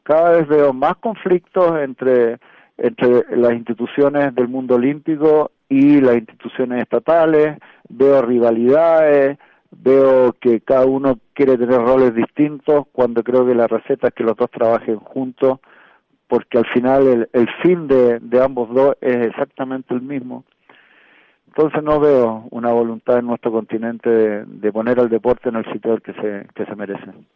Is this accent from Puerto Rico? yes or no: no; Chile